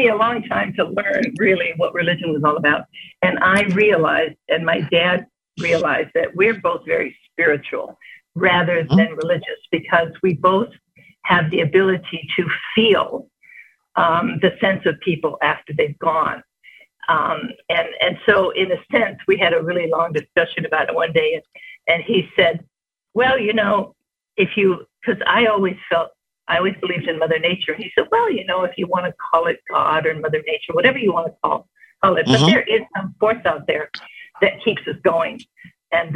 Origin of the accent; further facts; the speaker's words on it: Chicago, Illinois, United States; moved away as an adult; I was born and raised in Chicago and came out here in 1963 when I was 18